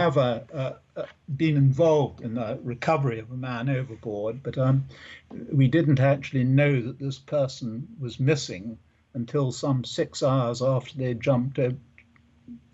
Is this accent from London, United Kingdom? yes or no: yes; London, United Kingdom; now in Portsmouth, United Kingdom; my mother, who was the first female officer in the London Fire Brigade, we were near London. It's like just in the outskirts of London, near a lovely park called Richmond Park in the southwest of London.